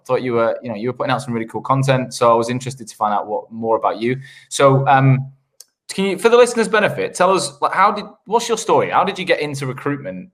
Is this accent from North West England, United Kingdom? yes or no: yes; Manchester, North West England, United Kingdom; moved away as an adult; also born or lived in Sheffield / London / Australia; I grew up in Manchester in the, in the nineties